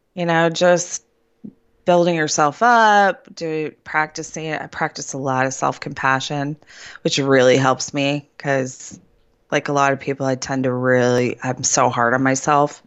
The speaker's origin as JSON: {"language": "English", "town": "Cleveland", "region": "Ohio", "country": "United States", "also_born_or_lived": "central Pennsylvania", "moved": "as an adult", "lives_now": "Pennsylvania, United States", "said": "I'm from Cleveland, Ohio"}